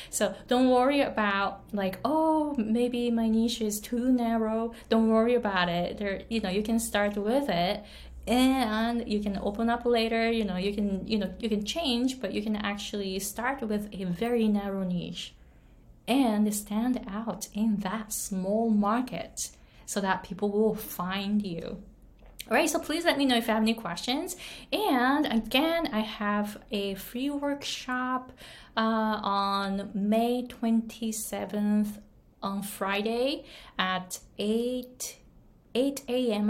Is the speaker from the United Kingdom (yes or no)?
no; Japan; English is a second language; moved away as an adult; now in Hawaii, United States; I was born and raised in Japan. I came to the US when I was 23